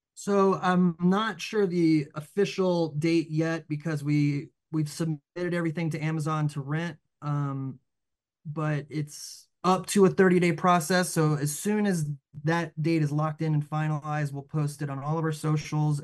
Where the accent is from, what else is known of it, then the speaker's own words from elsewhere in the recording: the South, Southeast, United States; we grew up in the South